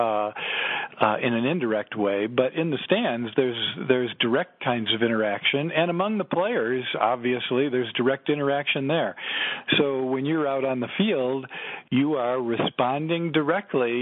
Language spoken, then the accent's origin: English; Chicago, Illinois, United States; I grew up in Chicago